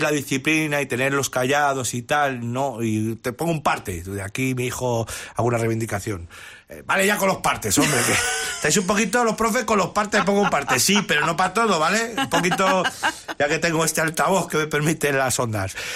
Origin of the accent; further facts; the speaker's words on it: Madrid, Community of Madrid, Spain; en mi barrio, eh, en el barrio Hortaleza, donde, donde, donde, estoy muy vinculado y soy, soy de allí